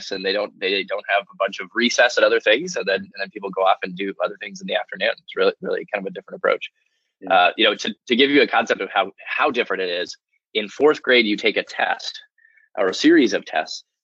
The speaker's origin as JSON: {"language": "English", "country": "Austria", "tie": "born or raised there", "said": "I grew up I grew up in Austria, just outside Vienna"}